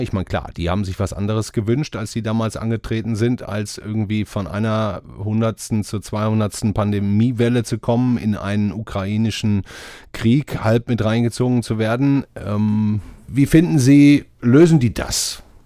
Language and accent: German; Ruhr area, North Rhine-Westphalia, Germany; moved away; ich komme ja nicht aus Franken wie Sie, sondern aus dem Ruhrgebiet